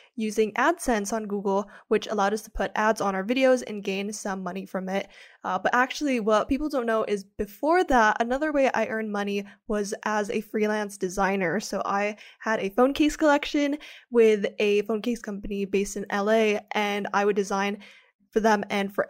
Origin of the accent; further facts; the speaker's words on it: Philippines; moved away as an adult; now in United States; I am an international student. I grew up in the Philippines